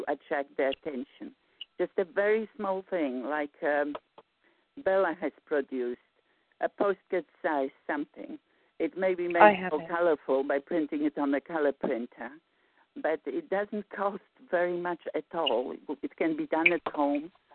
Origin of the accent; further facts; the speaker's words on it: Warsaw, Masovian Voivodeship, Poland; moved away; I'm from Warsaw, Poland